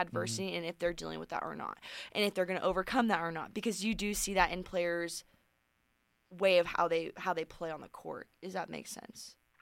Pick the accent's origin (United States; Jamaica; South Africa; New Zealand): United States; Sacramento, California; moved away as an adult; now in Reno, United States; that's my hometown. Sac, I'm from Sacramento